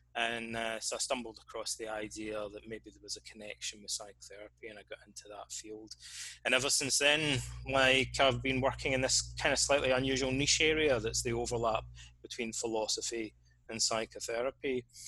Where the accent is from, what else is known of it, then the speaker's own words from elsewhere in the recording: Scotland, United Kingdom; moved away as an adult; also born or lived in Reading, England; I hardly ever really left my hometown, like this small town in, in Scotland